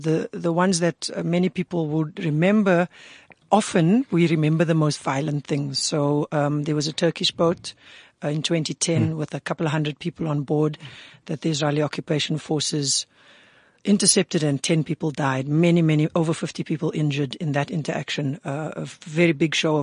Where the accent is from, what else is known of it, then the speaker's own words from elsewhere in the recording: Cape Town, Western Cape, South Africa; I grew up in the Cape Flats, in Cape Town